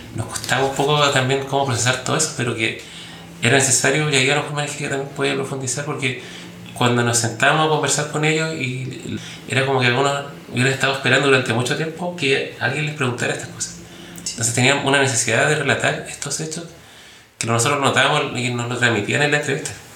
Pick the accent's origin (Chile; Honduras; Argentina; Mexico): Chile; como sociedad chilena